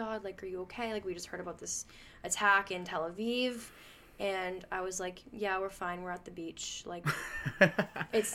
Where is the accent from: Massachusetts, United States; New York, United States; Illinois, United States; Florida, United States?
Massachusetts, United States; Melrose; growing up in Melrose, where I'm from, our temple's really small in Melrose